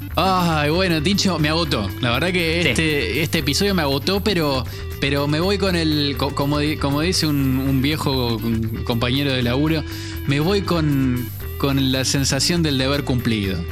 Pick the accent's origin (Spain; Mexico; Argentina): Argentina; nosotros como argentinos